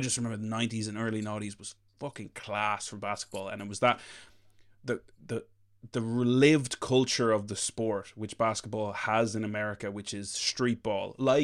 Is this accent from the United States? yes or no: no; Leinster, Ireland; I'm from Leash.